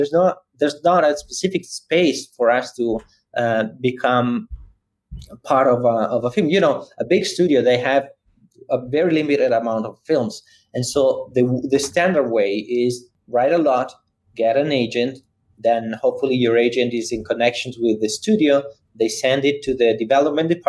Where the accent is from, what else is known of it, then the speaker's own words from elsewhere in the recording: Italy; moved away; I'm from Italy, so I was in Milan